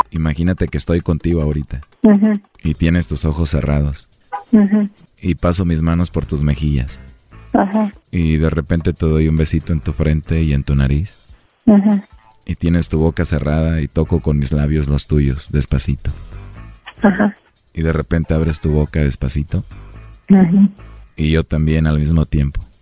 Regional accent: Guadalajara, Jalisco, Mexico; Yo soy de Guadalajara.

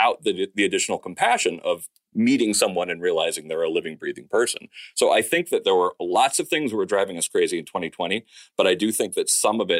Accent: Danbury, Connecticut, United States; I'm from Danbury

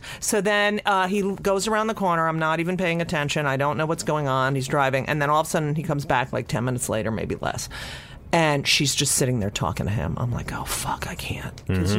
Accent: New York City, New York, United States; I'm like, yeah, we're from New York City and miserable, like miserable, has not been touched.

